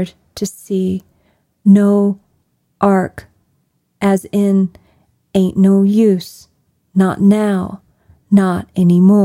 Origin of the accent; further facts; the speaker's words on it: Kentucky, United States; growing up in the Kentucky that I did